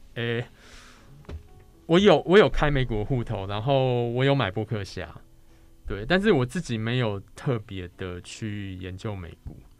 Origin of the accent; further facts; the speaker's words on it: Taiwan; 毕竟我是台湾人嘛，所以说读中文这件事对我来说比较轻松啊